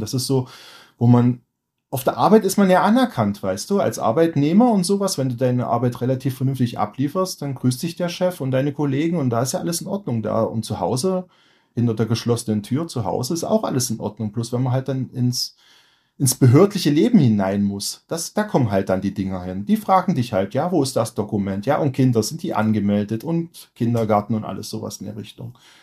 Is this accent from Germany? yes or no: yes; Germany; moved away as an adult; now in Lofoten, Norway; als Deutscher